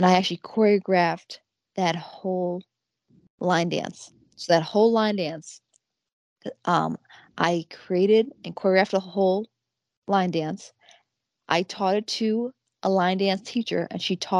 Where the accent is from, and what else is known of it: Buffalo area, upstate New York, United States; born or raised there